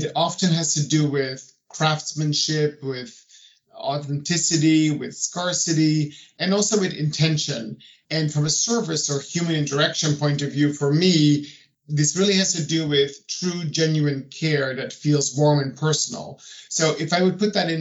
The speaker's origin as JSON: {"language": "English", "country": "Netherlands", "also_born_or_lived": "New York", "moved": "yes", "lives_now": "Paris, France", "said": "I'm originally from the Netherlands."}